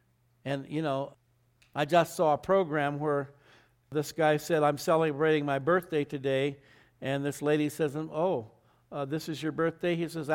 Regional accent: Arizona, United States; also born or lived in Southern California; now in Albuquerque, United States; I grew up in Arizona, where they were everywhere. Then I lived in Southern California

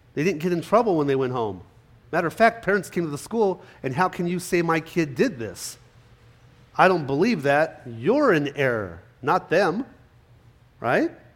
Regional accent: California, United States; moved away; growing up in California, I was there till about 96

